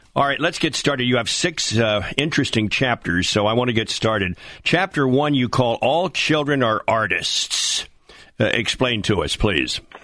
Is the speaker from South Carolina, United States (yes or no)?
no; Wilmington, Delaware, United States; growing up in Wilmington, Delaware, and going to Tower Hill School